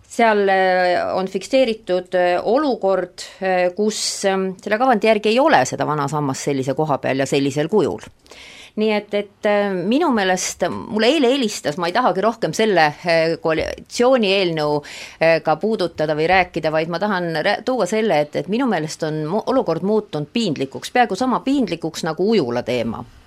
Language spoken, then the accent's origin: Estonian; Suure-Jaani, Viljandi County, Estonia; Suure-Jaani, minu sünnilinn